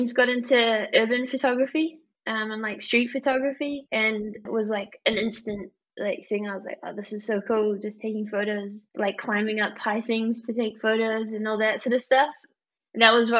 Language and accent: English; New Zealand; I'm from New Zealand, which is pretty much the bottom of the world